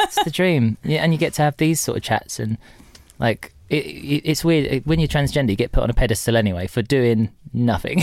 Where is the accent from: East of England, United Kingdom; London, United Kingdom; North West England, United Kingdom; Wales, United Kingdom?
East of England, United Kingdom; Tilbury; also born or lived in Horndon on the Hill / Orsett / Stanford-le-Hope / Corringham; I spent a lot of my formative years in Tilbury, the Dock town.